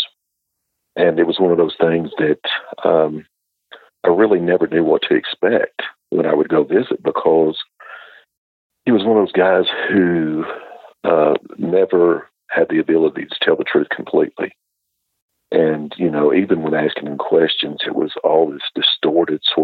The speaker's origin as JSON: {"language": "English", "region": "Bootheel of Missouri", "country": "United States", "tie": "born or raised there", "moved": "as an adult", "lives_now": "Alabama, United States", "said": "as a child growing up in the Boot Hill of Missouri"}